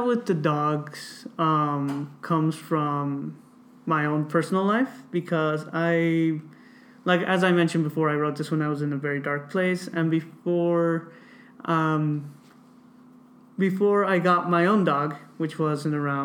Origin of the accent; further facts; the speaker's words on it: Watsonville, California, United States; growing up in Watsonville